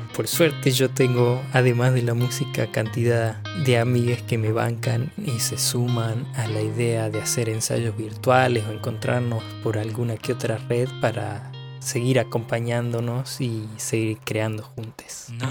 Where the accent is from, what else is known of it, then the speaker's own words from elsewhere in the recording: Salta, Argentina; moved away as an adult; now in Buffalo, United States; soy de Salta, pero hace dos añitos que vivo aquí en Búfalo, Estados Unidos.